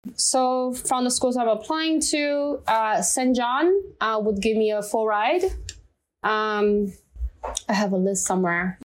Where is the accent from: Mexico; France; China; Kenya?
China; English is a second language; moved away as an adult; now in United States; I'm from China